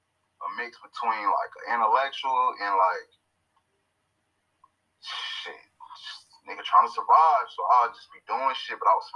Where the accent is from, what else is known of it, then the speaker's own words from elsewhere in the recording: Long Beach, California, United States; now in Las Vegas, United States; I'm straight from Long Beach, California, repping at Eastside Las Vegas